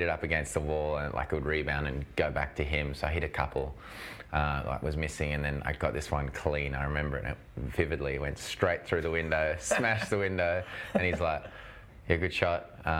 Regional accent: South Africa; now in Australia; I was born and raised in South Africa, in a big tennis family.

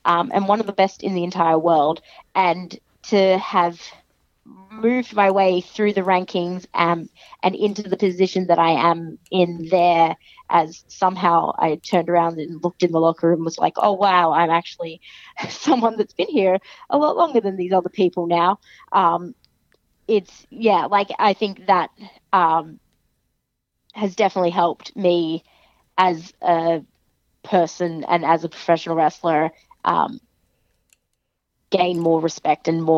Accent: Australia; I'm Australian

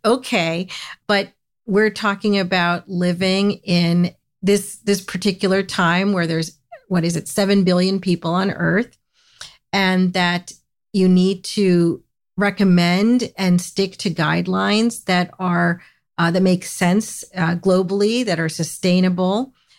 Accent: United States; I grew up in the United States

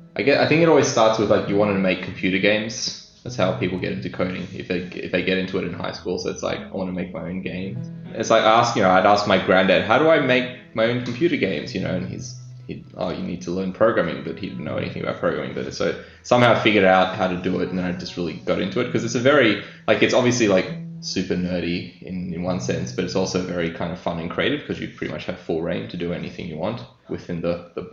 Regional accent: Sydney, New South Wales, Australia; also born or lived in Greece; I was born and raised in Sydney, pretty much. I lived in Greece for a couple of years

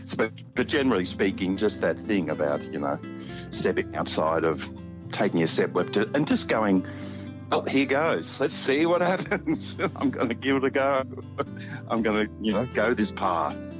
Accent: Albury, New South Wales, Australia; moved away as an adult; also born or lived in Wagga Wagga / Sydney; I come from Albury. I was uh, raised up in, in Albury

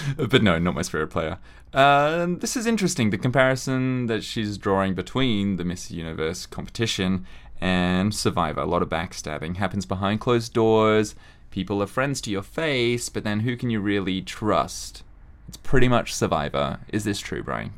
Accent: Australia; growing up in Australia

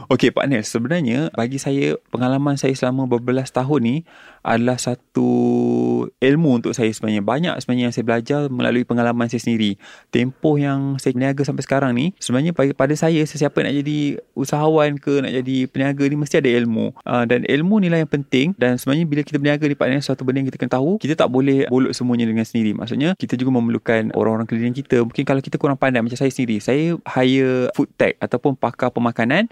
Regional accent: Shah Alam, Selangor, Malaysia; also born or lived in Kuala Lumpur; Saya dilahirkan di Kuala Lumpur, dibesarkan di Shah Alam.

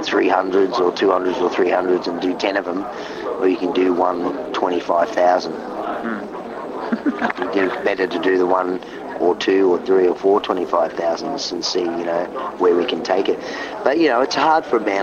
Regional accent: Australia; being Australian, we drive, that's what we do.

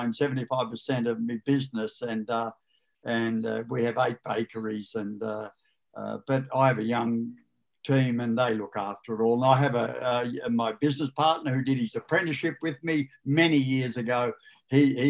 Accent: Australia; now in Beechworth, Australia; I was brought up in Tokemoor

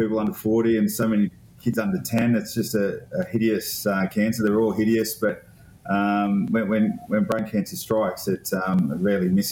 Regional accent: Taree, New South Wales, Australia; I'm from Old Bar, Taree, that area.

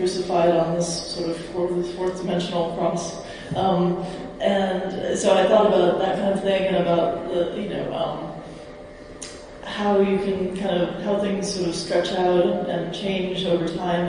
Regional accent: United States; I'm from America

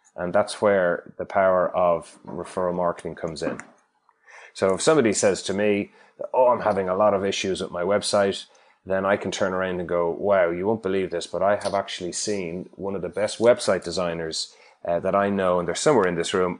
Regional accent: Ireland; accent: Irish; moved away as an adult; now in Perth, Australia; I'm Irish from my accent

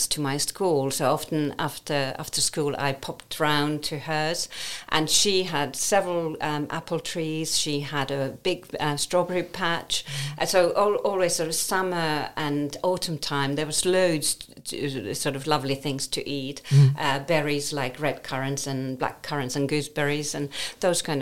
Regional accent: Savonlinna, South Savo, Finland; moved away; I grew up in eastern parts of Finland, southeast Finland, which is the Saimaa Lake District. My hometown, Savonlinna, is surrounded by huge lakes.

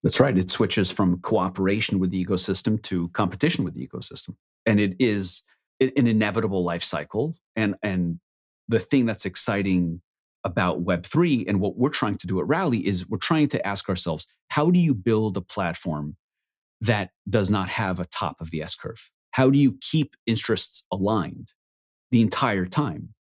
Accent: Israel; I was born in Israel on a kibbutz, which is effectively a commune

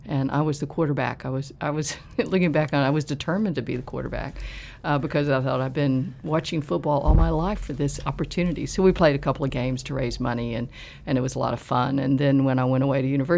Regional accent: Virginia, United States; moved away as an adult; now in Melbourne, Australia; I grew up in the United States, and I was born in West Virginia in the coal fields there, and then moved across the border, but still the same mountain, into Virginia. So I spent my life in small towns and way up in the Appalachian Mountains

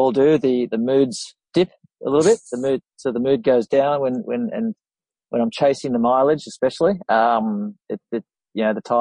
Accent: Sydney, New South Wales, Australia; I hail from Sydney.

